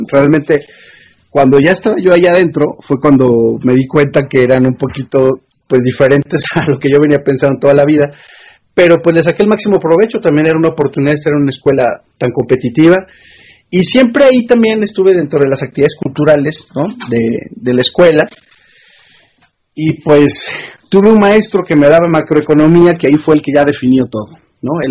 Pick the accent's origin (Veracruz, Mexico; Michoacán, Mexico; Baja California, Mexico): Veracruz, Mexico; Córdoba; una posibilidad de trabajar en comunicación social de la ciudad natal de donde yo soy, Córdoba, gobernada por Acción Nacional en aquel momento